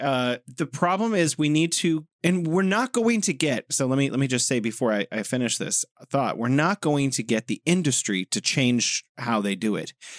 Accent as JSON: {"language": "English", "country": "United States", "moved": "yes", "said": "the U S, my home country"}